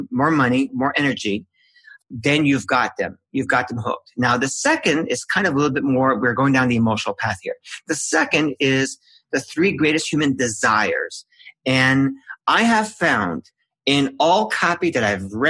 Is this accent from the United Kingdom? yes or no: no; Canada; I'm Canadian